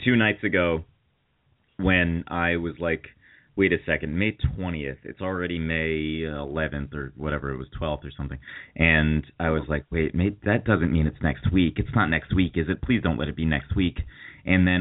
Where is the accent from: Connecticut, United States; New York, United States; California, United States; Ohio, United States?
Connecticut, United States; New Haven; New Haven, Connecticut.